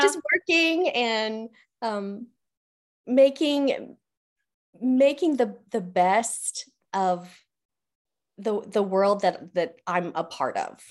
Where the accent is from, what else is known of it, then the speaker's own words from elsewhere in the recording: Canon City, Colorado, United States; moved away as an adult; now in Oklahoma, United States; I was born and raised in Colorado